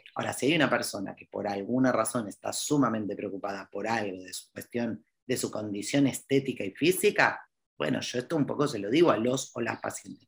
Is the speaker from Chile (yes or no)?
no; Argentina; yo soy argentina